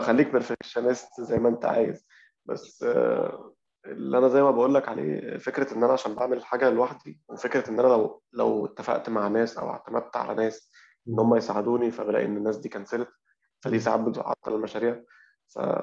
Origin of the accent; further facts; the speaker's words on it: Egypt; إحنا عندنا معضلة أو مشكلة عندنا في كمصريين